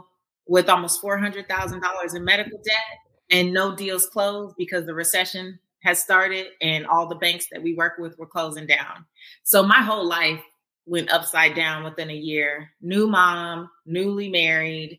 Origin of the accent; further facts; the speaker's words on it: Los Angeles, California, United States; moved away; also born or lived in Louisiana / Atlanta; I grew up in South Central Los Angeles as a first generation American